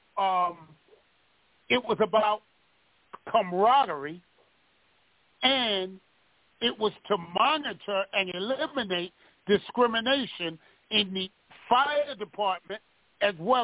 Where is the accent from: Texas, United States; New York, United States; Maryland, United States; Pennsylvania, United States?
New York, United States; New York City; I grew up with Ella in New Mount Zion Baptist Church on Gates Avenue in Brooklyn, New York